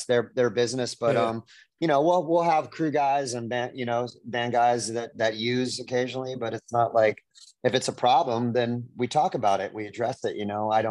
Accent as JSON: {"language": "English", "area": "Orange County", "region": "California", "country": "United States", "tie": "born or raised there", "said": "I'm a native Californian. I grew up in Orange County, California"}